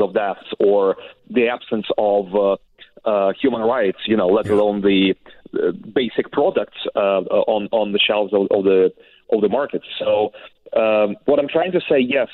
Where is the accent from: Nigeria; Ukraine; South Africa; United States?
Ukraine; I'm Ukrainian, and it's in my hometown and on my land.